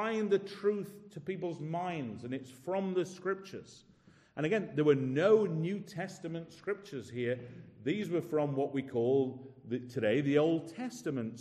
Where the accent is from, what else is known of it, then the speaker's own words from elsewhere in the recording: United Kingdom; we're from Britain